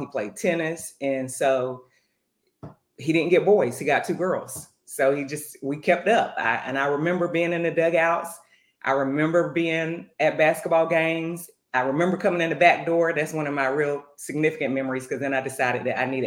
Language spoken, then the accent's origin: English; North Carolina, United States; And I'm from North Carolina. I grew up on Tobacco Road